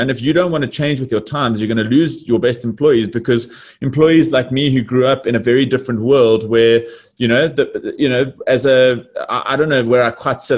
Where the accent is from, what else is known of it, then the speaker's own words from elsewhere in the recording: Johannesburg, Gauteng, South Africa; born and bred in Johannesburg